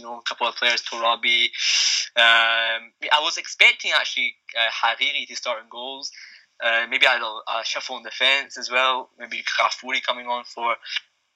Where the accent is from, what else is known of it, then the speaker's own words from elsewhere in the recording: Scotland, United Kingdom; I'm Iranian. I was born in Scotland. My parents are from Iran. They've been here for over 30 years